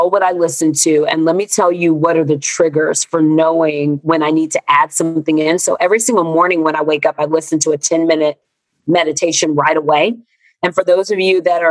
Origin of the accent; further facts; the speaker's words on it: Texas, United States; moved away as an adult; now in Los Angeles, United States; I'm from Texas. I moved to LA last year, but I'm from Texas.